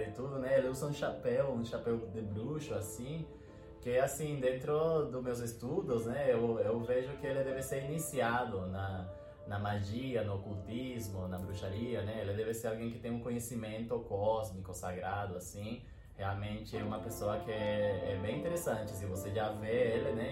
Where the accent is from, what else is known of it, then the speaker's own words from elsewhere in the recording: Venezuela; Portuguese is a second language; moved away; eu sou venezuelano